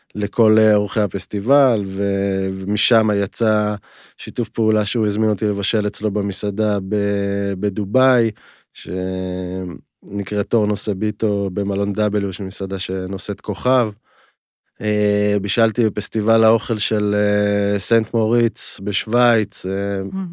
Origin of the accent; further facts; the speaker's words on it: Timorim, Southern District, Israel; גדלתי במושב תימורים, שהוא היה מושב שיתופי, כל הילדות שלי